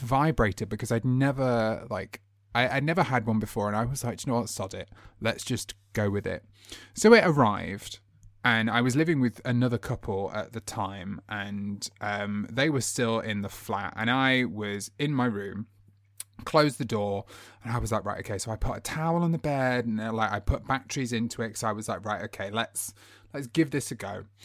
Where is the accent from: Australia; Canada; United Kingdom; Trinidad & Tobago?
United Kingdom; how we are as british people